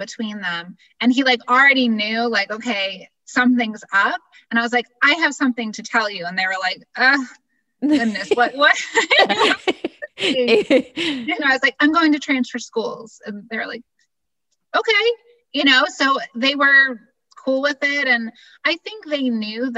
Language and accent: English; Massachusetts, United States; moved away as an adult; also born or lived in Pennsylvania / Florida; I grew up in Massachusetts and then school in Pennsylvania.